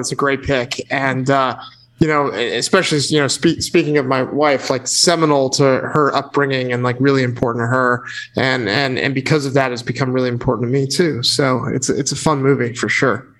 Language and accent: English; Connecticut, United States; I grew up in Connecticut, which is just down the road from New York and Sleepy Hollow